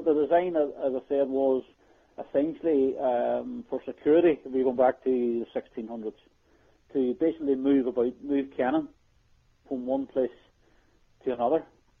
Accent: Northern Ireland, United Kingdom; being Irish

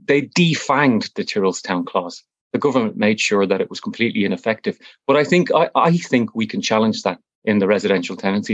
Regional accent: Dublin, Leinster, Ireland; I'm originally from Fatima Mansions Flats

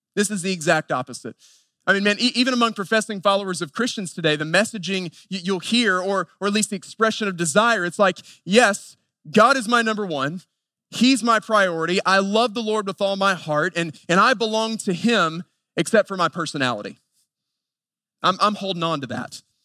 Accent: Western North Carolina, United States; I grew up in Western North Carolina at a very traditional Southern Baptist church

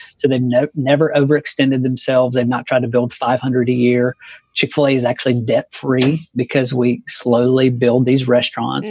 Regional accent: Marion, Ohio, United States; moved away; I grew up in Marion, spent 12, 13 years there

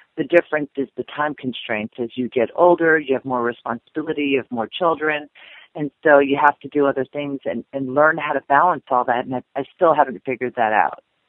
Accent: Indianapolis, Indiana, United States; my hometown of Indianapolis, Indiana

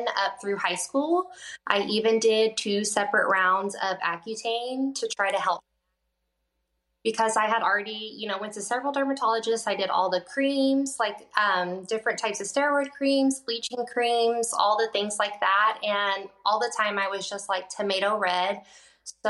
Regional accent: Mesquite, Texas, United States; I did grow up in Texas. I grew up in Mesquite, Texas, which is pretty close to Dallas

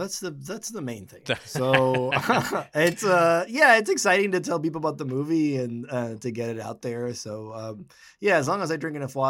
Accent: Dominican Republic; moved away as an adult; now in Los Angeles, United States; I'm from the Dominican Republic and wanted to be a director, so moved to LA to go to film school, LA Film School

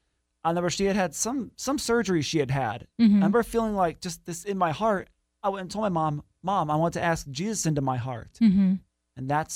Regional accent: Kansas City, Missouri, United States; born there; also born or lived in Grand Rapids, Michigan; Okay, so I was born in Kansas City, Missouri in October 1997, mm-hmm.

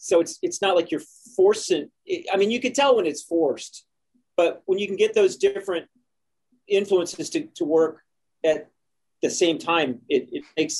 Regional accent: Indianapolis, Indiana, United States; moved away as an adult; also born or lived in Bloomington, Indiana / Boston; I grew up in Broad Ripple Village, and I went to IU for that 1 year anyway.

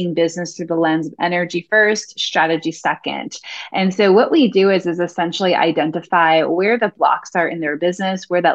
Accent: New York, United States; I'm originally from New York

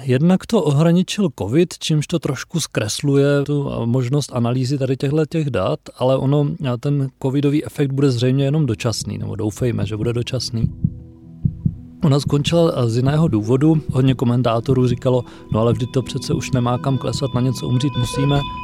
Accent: Czechia; jako Češi

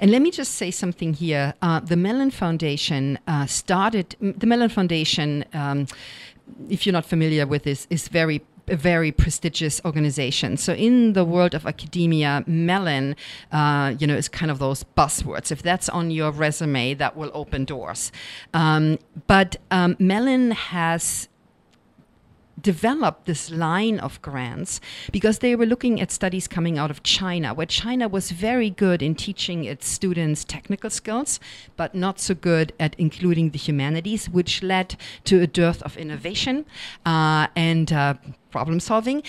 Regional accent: Germany; accent: German; English is a second language; moved away; being a non-native speaker, I'm sure you've by now noticed my German accent

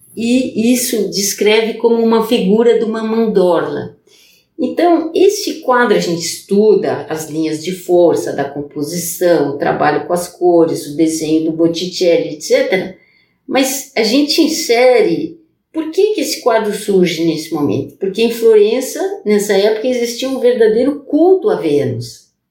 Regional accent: Brazil; first language Portuguese; moved away as an adult; also born or lived in France; eu sou brasileira, né? Para português é minha língua materna

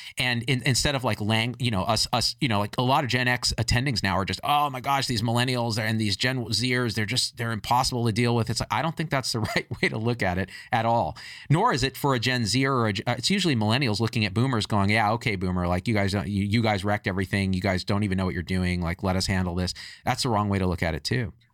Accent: United States; me as an Indian American

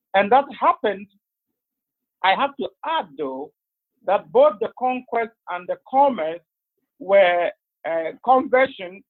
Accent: northern Ghana, Ghana; moved away; I'm from Ghana originally. I'm from the northern part of Ghana, which is predominantly Muslim

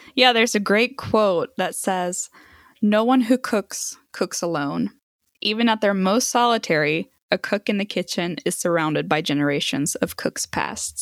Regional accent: Sweden; now in United States; I grew up in Sweden

